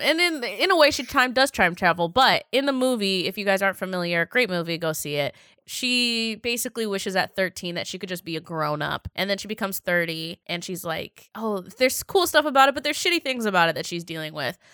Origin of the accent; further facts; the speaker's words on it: Seattle, Washington, United States; I was from Seattle